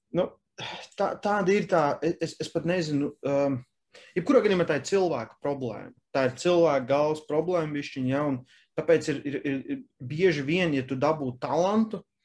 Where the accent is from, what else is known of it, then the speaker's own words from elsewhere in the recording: Latvia; mēs esam latvieši